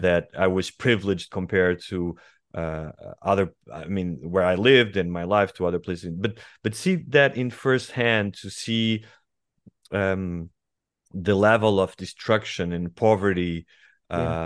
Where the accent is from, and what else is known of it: Estoril, Lisbon, Portugal; born or raised there; English is a second language; moved away as an adult; also born or lived in Sintra / New York / Rio de Janeiro / Madrid